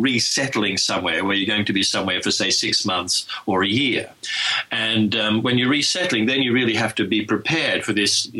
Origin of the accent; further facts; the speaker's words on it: Sassafras, Victoria, Australia; accent: Australian; also born or lived in United Kingdom; now in Sweden; And I grew up in a really small part of Australia in Victoria called Sassafras. It's up in the mountains.